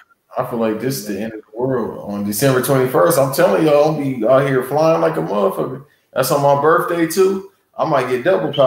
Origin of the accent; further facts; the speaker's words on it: Los Angeles, California, United States; I'm from South Central L.A.